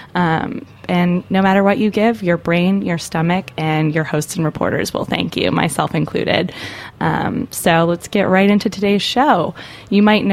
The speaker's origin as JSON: {"language": "English", "country": "Canada", "said": "I'm a Canadian"}